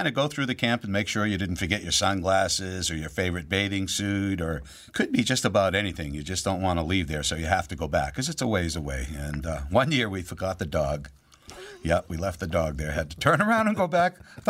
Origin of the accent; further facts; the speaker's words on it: Lewiston, Maine, United States; I grew up in Lewiston, Maine.